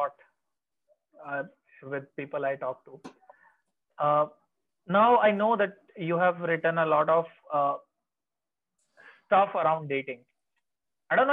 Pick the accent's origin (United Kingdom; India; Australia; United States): India; now in Chandigarh, India; I live in Chandigarh otherwise in non-COVID times, and my hometown is like 100 kilometers away